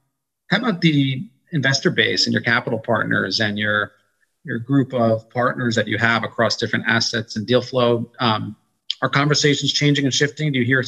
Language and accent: English; New York, United States; also born or lived in Austin, Texas; I was born in Austin, Texas, and my family moved to New York. Maybe the only person.